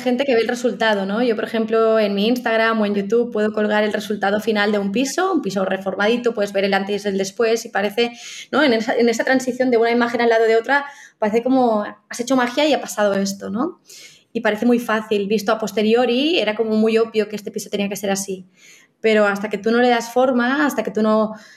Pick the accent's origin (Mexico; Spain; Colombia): Spain; Catalonia; los dos somos catalanes